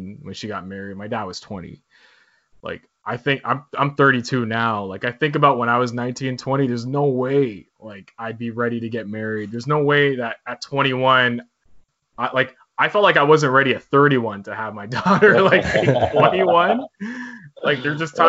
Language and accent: English; Toronto, Ontario, Canada; I was born in North York, because that's where my parents lived.